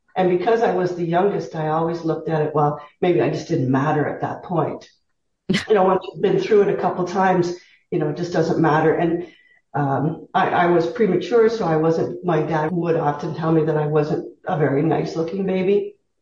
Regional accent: Southern Ontario, Canada; moved away as an adult; I was raised in Southern Ontario

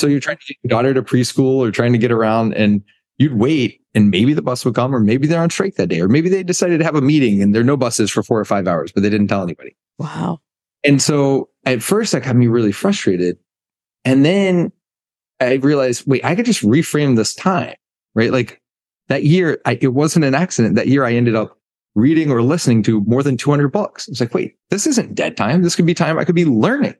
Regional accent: United States; moved away as an adult; also born or lived in Birmingham, Alabama / Greenville, North Carolina; now in Bermuda; growing up in Birmingham, Alabama, Greenville, North Carolina.

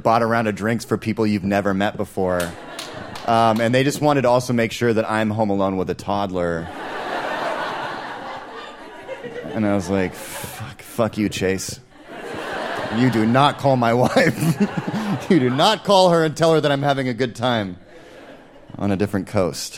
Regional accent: Seattle, Washington, United States; I'm from Seattle

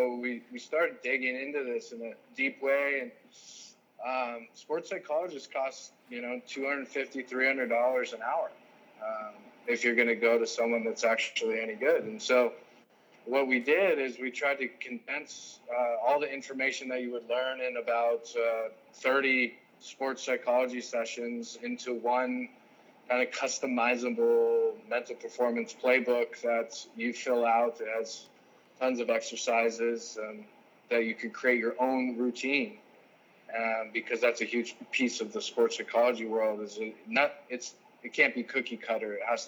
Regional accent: South Lake Tahoe, California, United States; also born or lived in San Diego / Bolivia / Germany / Los Angeles; I'm from South Lake Tahoe

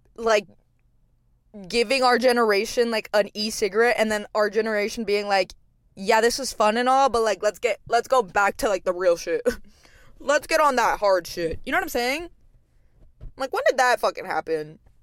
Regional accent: Texas, United States; now in Los Angeles, United States; It's, like, a normal Texas hometown, like, suburban

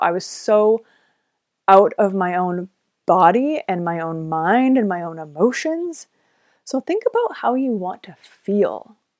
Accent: Vancouver, British Columbia, Canada; moved away as an adult; also born or lived in Los Angeles; I am from Vancouver, Canada, so being a Canadian

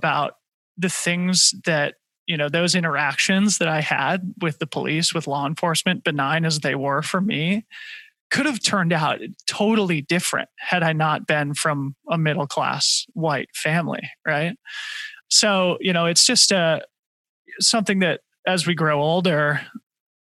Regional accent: Boulder, Colorado, United States; growing up in Boulder, it was just a very, I guess, homogenous place

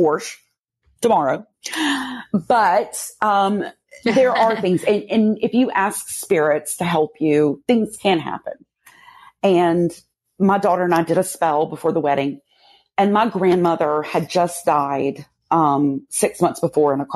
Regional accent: Louisiana, United States; moved away; I'm originally from Louisiana

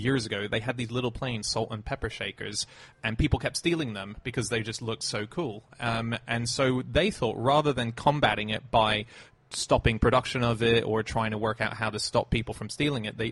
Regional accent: Australia; I'm an Australian

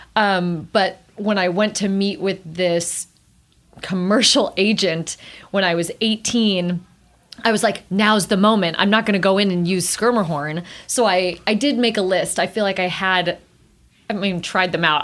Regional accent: South Pasadena, California, United States; I grew up in South Pasadena

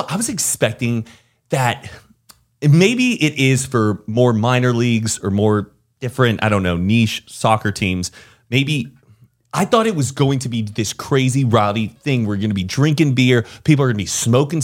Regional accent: United States; as an American

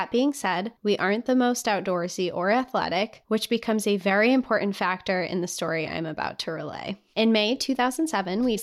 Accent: Utah, United States; I was born and raised in Utah, just three or four hours away from the Big Five. I grew up going to national parks.

